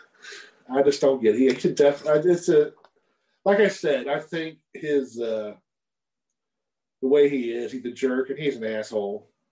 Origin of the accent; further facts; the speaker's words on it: Cincinnati, Ohio, United States; I was growing up in Cincinnati when he was predominant around there.